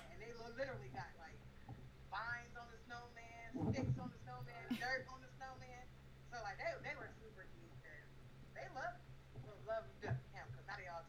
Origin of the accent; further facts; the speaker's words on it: Minnesota, United States; now in Missouri, United States; We're originally from Minnesota.